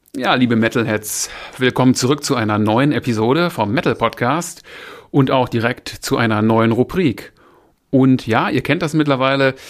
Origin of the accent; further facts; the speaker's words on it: Essen, North Rhine-Westphalia, Germany; now in Moers, Germany; ich bin oh. in Essen geboren, habe da auch jahrzehntelang gelebt. Mittlerweile residiere ich in Mörs